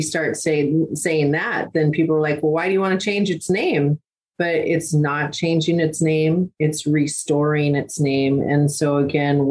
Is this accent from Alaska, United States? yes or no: yes; Tlingit, Alaska, United States; Us Tlingit people, seriously, we went all the way down the coast